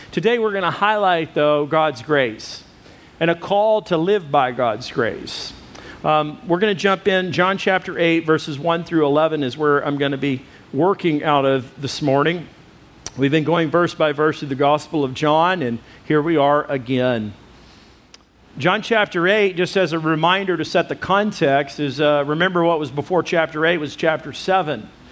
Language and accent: English; United States